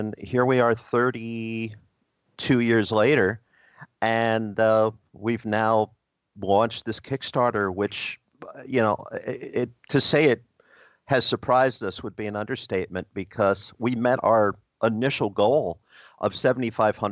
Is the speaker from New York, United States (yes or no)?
no; New Jersey, United States; New Jersey's my home state